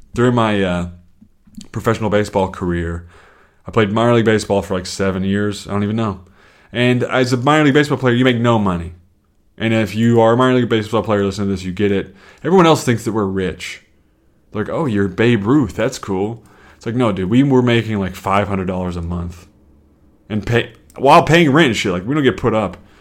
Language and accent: English; the South, United States; now in Chicago, United States; I'm from the South